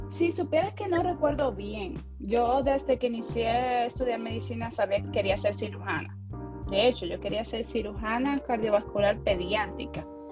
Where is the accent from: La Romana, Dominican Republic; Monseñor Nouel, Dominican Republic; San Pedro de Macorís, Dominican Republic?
San Pedro de Macorís, Dominican Republic; also born or lived in Santo Domingo; yo soy de San Pedro de Macorís